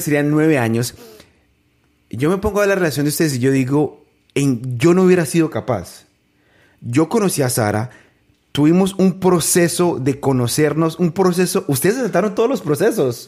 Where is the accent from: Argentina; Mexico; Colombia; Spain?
Colombia; San José del Guaviare, Guaviare; mi tierra, San José del Guaviare